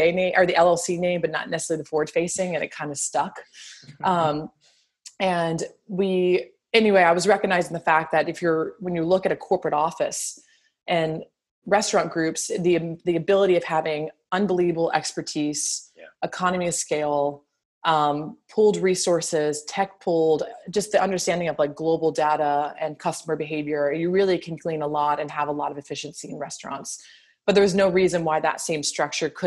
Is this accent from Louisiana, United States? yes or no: yes; New Orleans, Louisiana, United States; also born or lived in Virginia; I'm born and raised in New Orleans